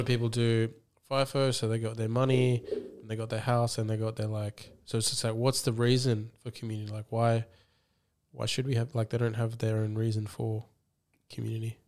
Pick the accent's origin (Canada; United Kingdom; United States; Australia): Australia; that's how I view myself as, as an Australian